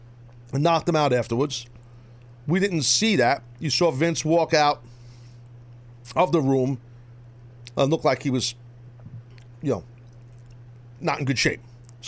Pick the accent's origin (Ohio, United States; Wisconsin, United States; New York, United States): New York, United States; New York City; I cannot lose the belt in New York City because I'm from New York.